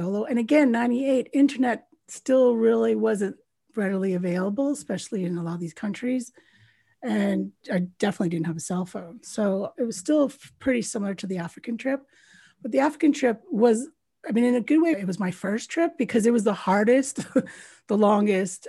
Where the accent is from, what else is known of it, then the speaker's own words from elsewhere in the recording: Canada; moved away; also born or lived in United Kingdom; I'm a Canadian Brit. So born in Canada, but I left Canada in 1993.